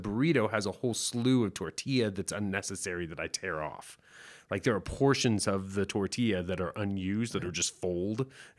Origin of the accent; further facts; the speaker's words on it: Texas, United States; I come from Texas.